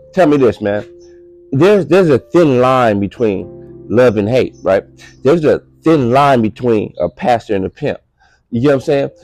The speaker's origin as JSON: {"language": "English", "town": "Los Angeles", "region": "California", "country": "United States", "said": "I'm from Los Angeles"}